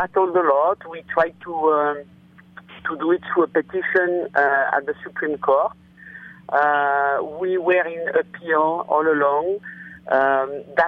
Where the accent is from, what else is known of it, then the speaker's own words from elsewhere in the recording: France; moved away; I was born in France and I'm French